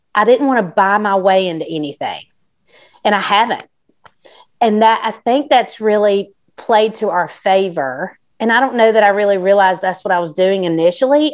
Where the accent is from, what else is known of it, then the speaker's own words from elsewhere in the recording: South Carolina, United States; I'm from South Carolina, but my mom is from California